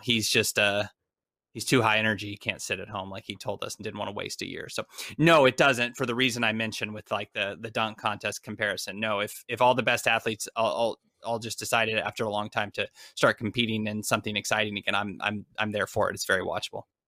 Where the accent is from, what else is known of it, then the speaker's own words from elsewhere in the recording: United States; accent: American; I am an American